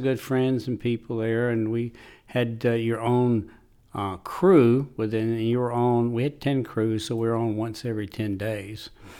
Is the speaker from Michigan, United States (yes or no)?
no; Raleigh, North Carolina, United States; now in Hillsborough, United States; in Hillsboro since 1984, right after got married and moved to Hillsboro, and grew up in Raleigh.